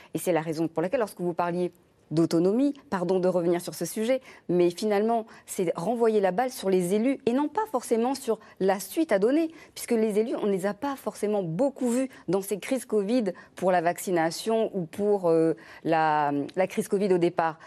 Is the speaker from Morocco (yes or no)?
no; Réunion; Je suis réunionnaise.